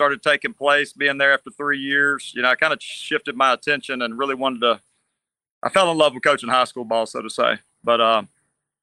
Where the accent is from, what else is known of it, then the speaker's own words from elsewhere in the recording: Natchez, Mississippi, United States; moved away as an adult; now in Gulf Coast, Mississippi, United States; I'm from Natchez, Mississippi. I grew up my dad was a football coach at South Natchez